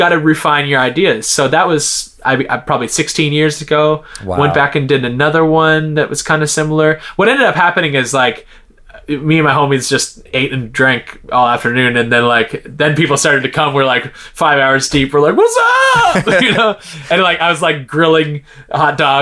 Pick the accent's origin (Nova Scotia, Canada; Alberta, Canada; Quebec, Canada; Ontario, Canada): Nova Scotia, Canada; Halifax; moved away as an adult; also born or lived in Montreal; my hometown of Halifax. I think at the time I had already moved to Montreal